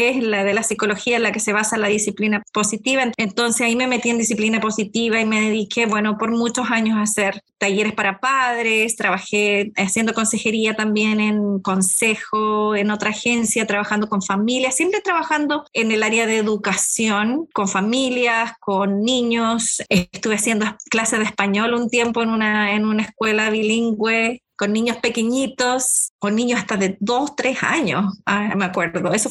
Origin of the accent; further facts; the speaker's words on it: Concepción, Biobío, Chile; moved away as an adult; now in Seattle, United States; soy originaria de Chile, llevo acá en Seattle hace hay 24 años más o menos